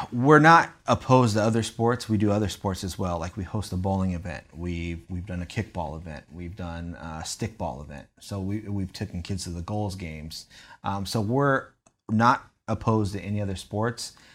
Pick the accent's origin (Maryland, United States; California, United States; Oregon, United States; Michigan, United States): California, United States; San Diego; I'm originally from San Diego, California